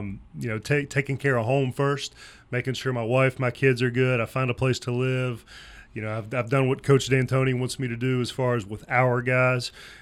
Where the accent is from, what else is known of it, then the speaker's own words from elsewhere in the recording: St. Albans, West Virginia, United States; moved away; we're both from St. Albans, which, again, is about 40 minutes up the road.